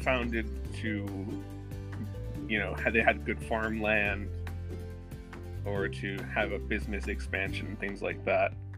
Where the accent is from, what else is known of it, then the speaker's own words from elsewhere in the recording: North Carolina, United States; I'm from North Carolina, but I'm actually currently in Florida.